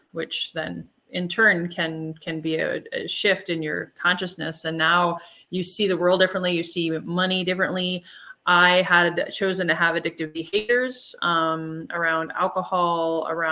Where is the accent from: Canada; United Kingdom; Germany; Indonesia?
Germany; I'm from Germany, from Europe